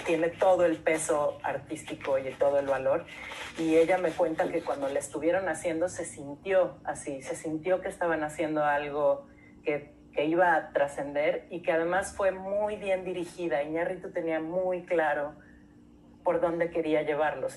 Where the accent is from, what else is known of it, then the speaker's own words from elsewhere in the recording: Mexico City, Mexico; somos todos de la Ciudad de México, todos somos citadinos y todos nos sentimos chilangos